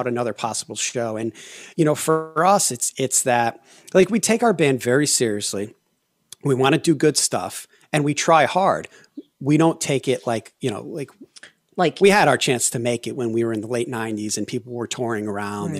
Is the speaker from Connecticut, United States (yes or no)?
yes; Connecticut, United States; born or raised there; moved away as an adult; also born or lived in Colorado / Los Angeles